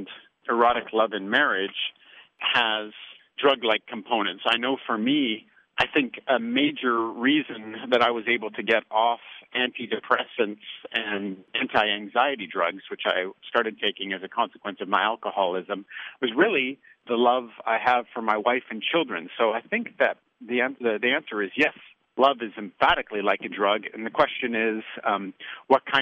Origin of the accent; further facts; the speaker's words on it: Canada; now in United States; I'm a Canadian now living in the United States.